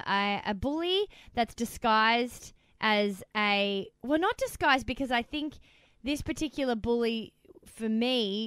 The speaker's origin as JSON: {"language": "English", "region": "Victoria", "country": "Australia", "moved": "yes", "lives_now": "New South Wales, Australia", "said": "I come from Victoria. So, like, AFL is in our blood."}